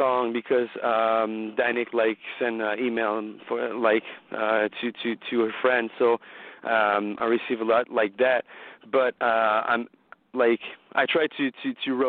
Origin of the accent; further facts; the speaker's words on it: Maniwaki, Quebec, Canada; first language French; English is a second language; I'm from Maniwaki